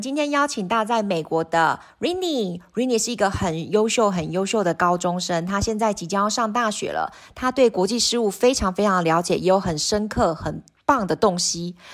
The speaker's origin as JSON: {"language": "Chinese", "country": "Taiwan", "said": "我们台湾人"}